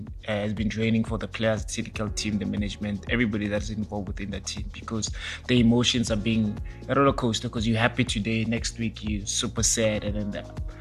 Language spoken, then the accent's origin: English; South Africa; as a South African football fan